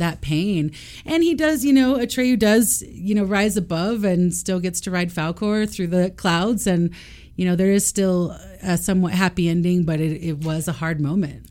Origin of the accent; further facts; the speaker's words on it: Austin, Texas, United States; I grew up in Austin, Texas